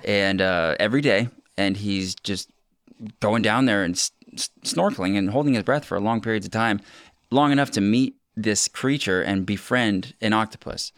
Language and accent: English; Ocean Park, Washington, United States; I grew up on Ocean Park